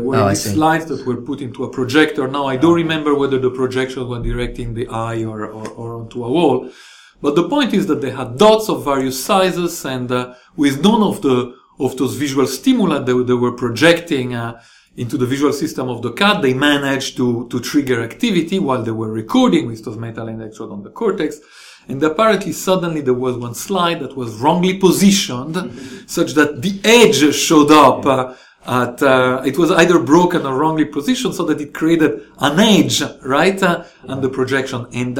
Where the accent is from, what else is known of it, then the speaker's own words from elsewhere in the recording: Rome, Lazio, Italy; now in San Diego, United States; So I grew up in Rome in Italy.